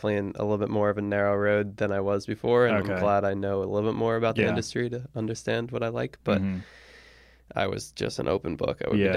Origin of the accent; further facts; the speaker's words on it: New Jersey, United States; I am from Jersey.